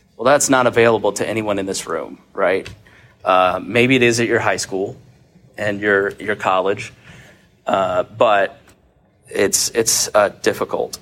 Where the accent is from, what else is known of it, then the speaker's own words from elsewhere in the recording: Plainfield, Indiana, United States; moved to Plainfield, Indiana, where I grew up